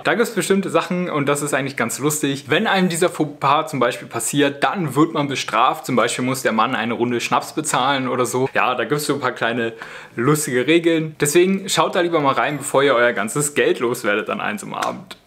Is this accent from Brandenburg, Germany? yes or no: yes; Spreewald, Brandenburg, Germany; moved away as an adult; now in Switzerland; denn wir sind ursprünglich aus dem Spreewald